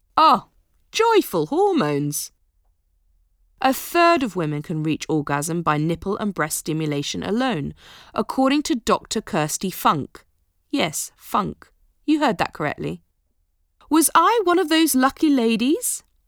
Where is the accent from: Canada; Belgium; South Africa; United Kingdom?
United Kingdom; Being British